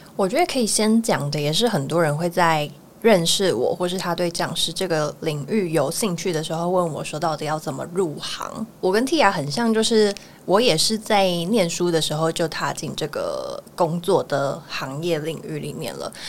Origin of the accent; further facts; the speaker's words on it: Miaoli County, Taiwan; moved away as an adult; now in Taipei, Taiwan; 我是苗栗人